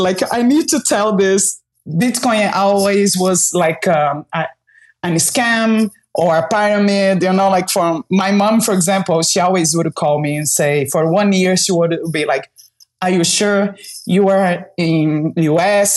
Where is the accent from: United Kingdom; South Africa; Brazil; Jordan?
Brazil; moved away as an adult; I was born in Brazil and uh, I've been traveling around the globe, like living different places for almost 15 years.